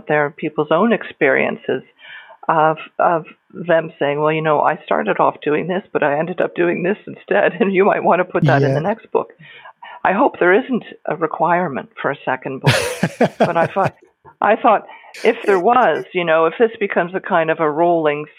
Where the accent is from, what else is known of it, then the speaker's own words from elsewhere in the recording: Niagara, Ontario, Canada; moved away as an adult; also born or lived in Northern Ireland / Scotland; now in New Zealand; I'm originally from Niagara in Canada, and I emigrated to Northern Ireland in 2002